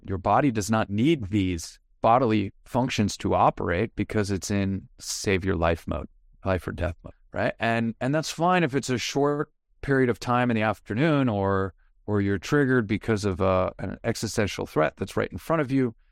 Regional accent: Long Island, New York, United States; moved away as an adult; also born or lived in Manhattan / San Diego; I'm originally from New York, born and raised on Long Island, lived in Manhattan for ten years, then San Diego

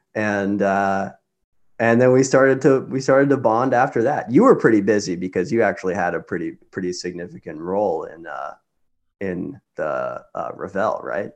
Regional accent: Lawrence, Kansas, United States; moved away as an adult; also born or lived in New York; I grew up in Lawrence, Kansas. I spent the first eighteen years of my life there

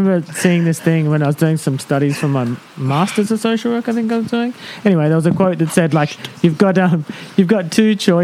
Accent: Tamworth, New South Wales, Australia; A place called Tamworth, just on the edge of Tamworth.

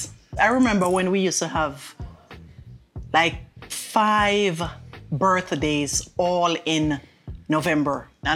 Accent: Jamaica; accent: Jamaican; moved away as an adult

